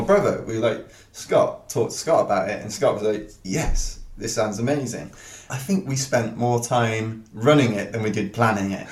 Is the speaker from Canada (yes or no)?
no; Wales, United Kingdom; I'm a Welsh guy